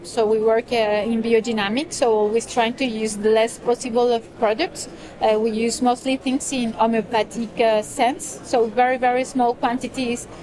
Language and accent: English; Colombia; now in France; I live in France. Uh, my family is in France. My children are in France. Uh, but I come from Colombia originally.